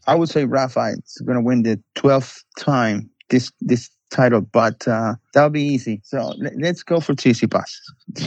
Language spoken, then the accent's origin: English; Buenos Aires, Argentina; moved away as an adult; also born or lived in New York; now in Barcelona, Spain; I'm from Buenos Aires, Argentina. I worked in Buenos Aires for nine years, and then I moved to New York.